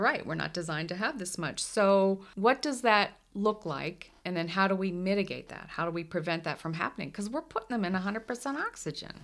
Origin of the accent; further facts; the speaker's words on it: the Northeast, Mid-Atlantic, United States; moved away; I'm from the Mid-Atlantic, the Northeast